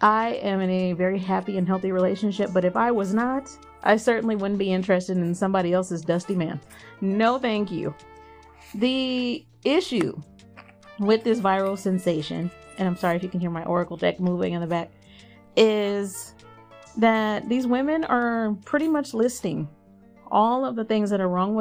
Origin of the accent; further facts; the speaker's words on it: Texas, United States; I grew up in Texas, so the Mexican population is massive here